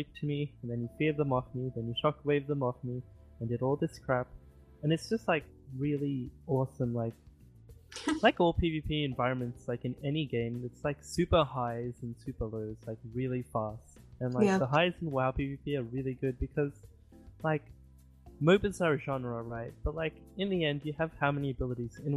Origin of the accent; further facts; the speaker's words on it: Australia; I'm Australian.